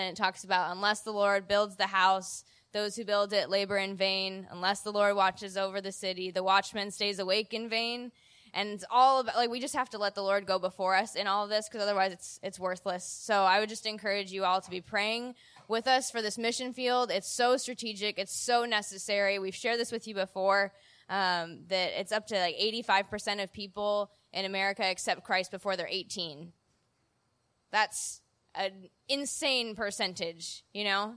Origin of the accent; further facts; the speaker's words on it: Illinois, United States; moved away; back in Illinois from my hometown.